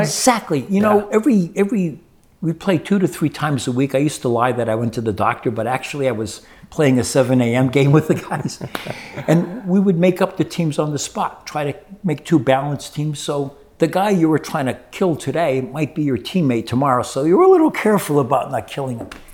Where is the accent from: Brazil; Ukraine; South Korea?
Brazil; moved away; also born or lived in New Jersey; I grew up in Brazil